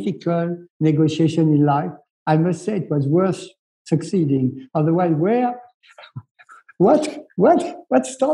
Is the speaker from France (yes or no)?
yes; France; we are the country des Lumières. We are like France des Lumières. We are the country of freedom.